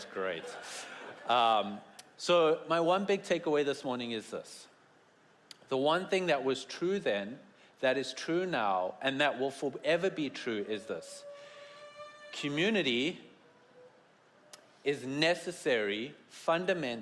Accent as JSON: {"language": "English", "country": "South Africa", "moved": "yes", "said": "I come from South Africa and have the best accents"}